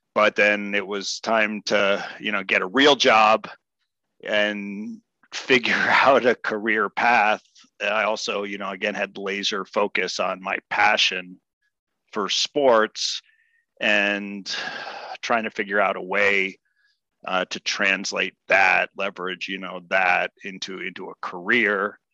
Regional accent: Washington, District of Columbia, United States; moved away as an adult; also born or lived in Claremont, California; now in Colorado, United States; born and raised in Washington, D.C

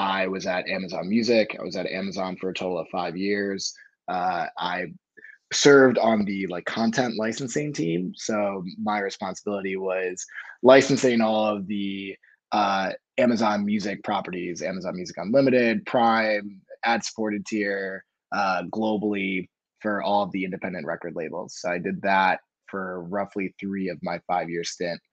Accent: Rochester, New York, United States; now in Austin, United States; I'm originally from Rochester. I was born in New York City, so born and raised New Yorker.

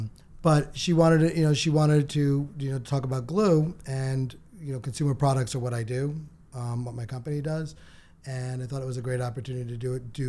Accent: Connecticut, United States; In Connecticut.

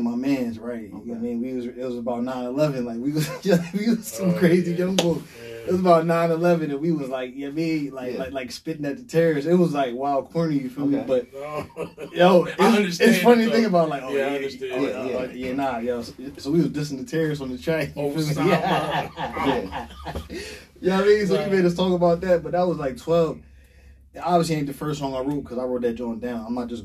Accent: Harrisburg, Pennsylvania, United States; also born or lived in Hershey, Pennsylvania; I'm from the Burg, you know what I mean? From the Hill

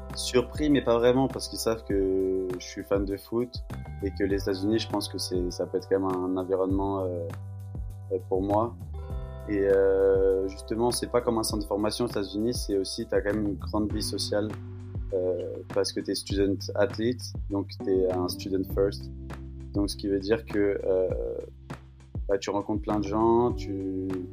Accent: Paris, Île-de-France, France; moved away as an adult; now in Colorado, United States; j'habite dans la région, j'habite à Paris

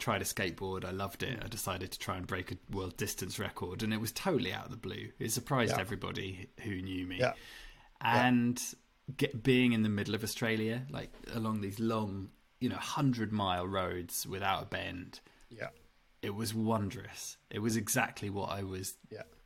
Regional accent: England, United Kingdom; growing up in England

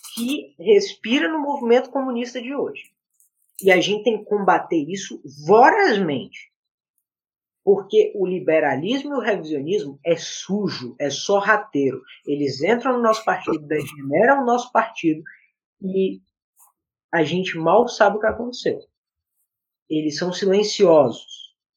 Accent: Northeast Region, Brazil; eu sou nordestino, eu nasci no Nordeste

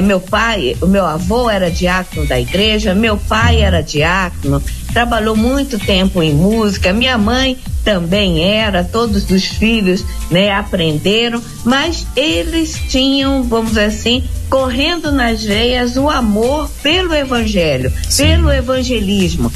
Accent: Brasília, Federal District, Brazil; also born or lived in Rio de Janeiro; eu sou nascida no Rio de Janeiro, criado em Brasília

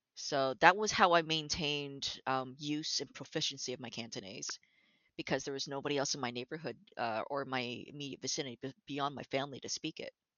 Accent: Toronto, Ontario, Canada; I was born and raised in Toronto, actually

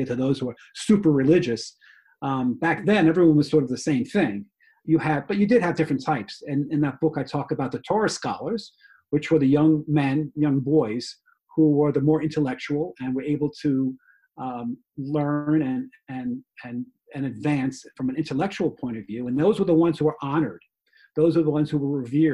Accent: New York, United States; being in New York, it's a culture there. So it's not even just being a Jewish, more of, I think, being a New Yorker, more than anything else.

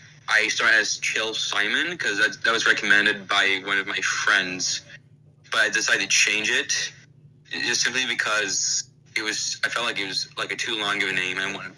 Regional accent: Alabama, United States; I come from Alabama.

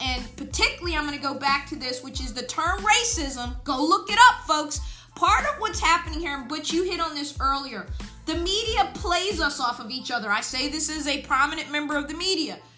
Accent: United States

